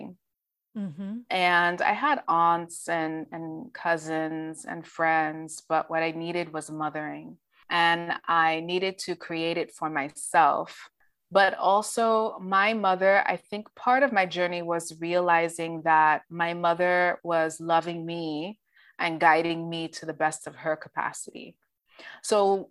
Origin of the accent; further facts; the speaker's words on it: Dominica; moved away; I am an immigrant. I came to this country from Dominica, Commonwealth of Dominica